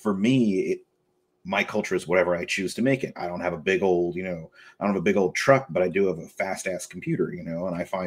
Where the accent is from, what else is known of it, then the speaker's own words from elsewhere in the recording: Central Valley, California, United States; I did grow up in the valley